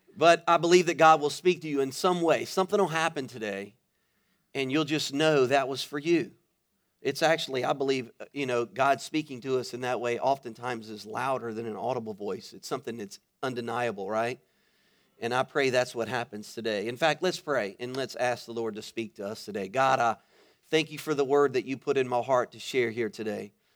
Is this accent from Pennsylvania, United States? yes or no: no; Baton Rouge, Louisiana, United States; moved away as an adult; now in Florida, United States; I am originally from Louisiana. I was born and raised in Baton Rouge.